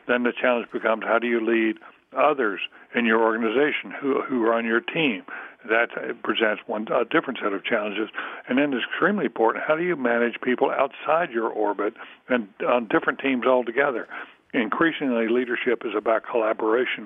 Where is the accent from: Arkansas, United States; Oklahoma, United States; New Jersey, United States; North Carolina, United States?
North Carolina, United States; Durham; I'm from North Carolina, from Durham